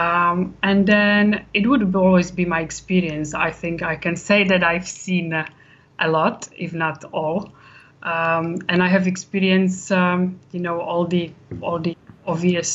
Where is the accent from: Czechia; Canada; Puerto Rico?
Czechia; moved away as an adult; now in Warwickshire, United Kingdom; I am from Czech Republic, but I've lived in UK for 20 years.